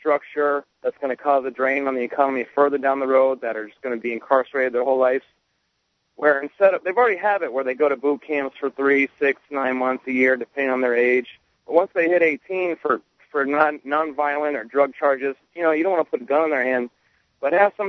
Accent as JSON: {"language": "English", "town": "Sarasota", "region": "Florida", "country": "United States", "tie": "born or raised there", "said": "I'm 27. I'm from Sarasota, Florida, too, actually. I live in Sarasota. I've lived here my whole life."}